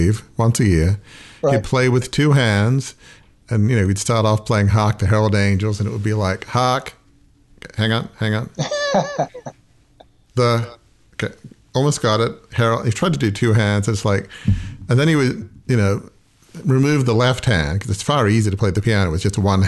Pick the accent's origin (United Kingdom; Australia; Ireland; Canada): Australia; Sydney, New South Wales; moved away; The house where I grew up in Fairwater